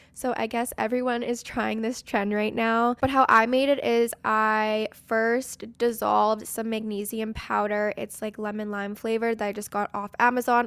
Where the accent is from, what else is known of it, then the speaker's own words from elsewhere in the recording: Canada; I'm from Canada